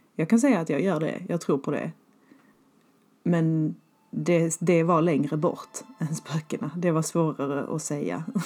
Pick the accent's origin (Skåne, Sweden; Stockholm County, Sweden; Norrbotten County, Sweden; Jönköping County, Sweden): Skåne, Sweden; moved away; hemma i Skåne